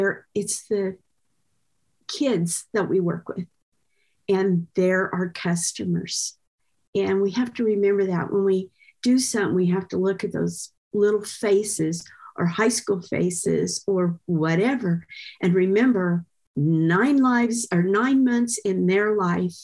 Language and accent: English; Girard, Kansas, United States; here I'm from Girard